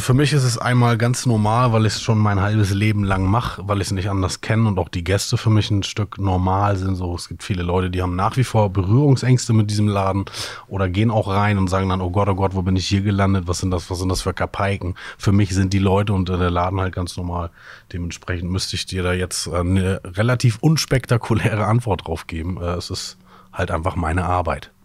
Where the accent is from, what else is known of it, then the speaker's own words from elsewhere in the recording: Hamburg, Germany; ich selber bin aufgewachsen in Sasel